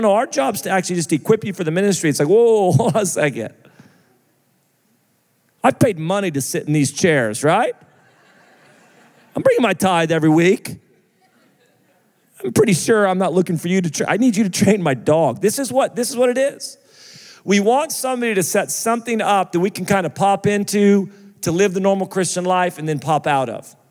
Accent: United States; I'm American

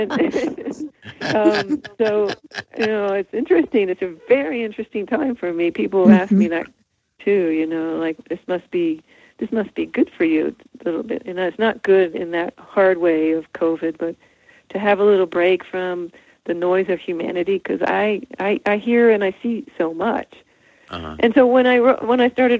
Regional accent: New Jersey, United States; moved away; I was from New Jersey

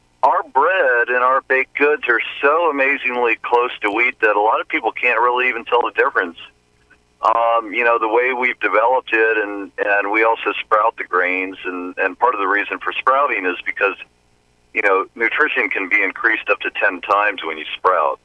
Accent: New Orleans, Louisiana, United States; I grew up in New Orleans and started out my career as a chef in New Orleans

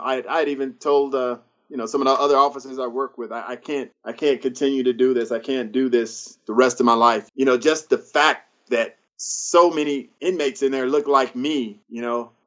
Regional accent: Antelope Valley, Palmdale, Lancaster, North Los Angeles County, California, United States; my hometown of in, in the Antelope Valley, Palm Dale, Lancaster, North Los Angeles County.

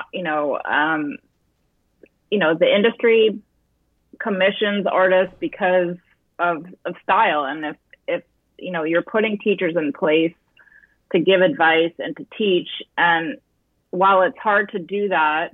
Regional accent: Fayetteville, New York, United States; I grew up in upstate New York out of Syracuse in a little place called Fayetteville, New York

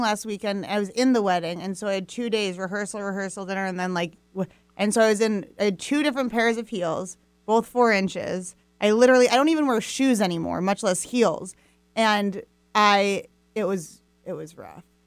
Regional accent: Fairfield, Iowa, United States; I was born in Fairfield, Iowa, um, which is this small town in southeast Iowa

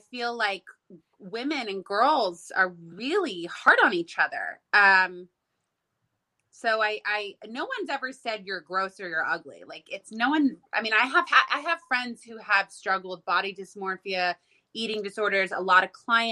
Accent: Los Angeles, California, United States; I didn't just grow up in Southern California. I grew up in Hollywood.

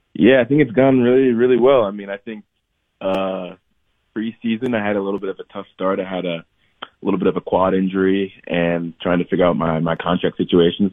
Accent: Columbus, Ohio, United States; moved away as an adult; also born or lived in Lansing, Michigan / Ithaca, New York; now in Salt Lake City, United States; at around eight or nine is when I then moved to Columbus, Ohio

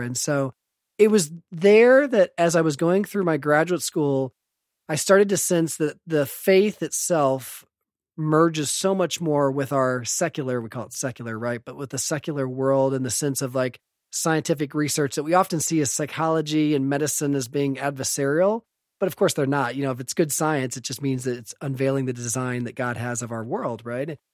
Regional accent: Evansville, Indiana, United States; moved away as an adult; also born or lived in St. Louis; I was born in Indianapolis, but I grew up on the west side of Evansville

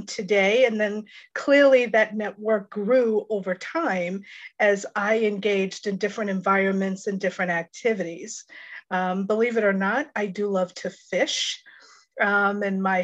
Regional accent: Long Island, New York, United States; I was born and raised out on Long Island in New York.

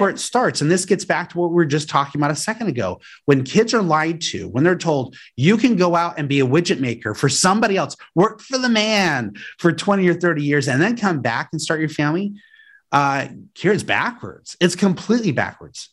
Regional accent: Aurora, Colorado, United States; I grew up in Aurora, Colorado, outside Denver

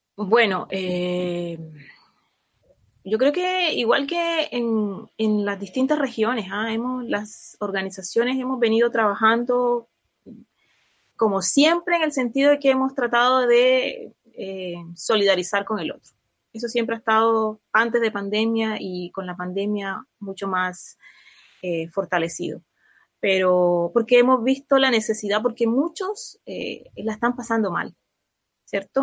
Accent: Colombia; now in Chile; yo soy de Colombia

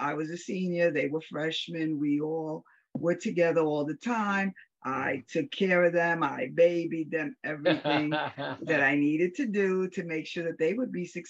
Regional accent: New York City, New York, United States; moved away as an adult; now in New Rochelle, United States; I was born and raised in the Bronx. So now I'm here in New Rochelle.

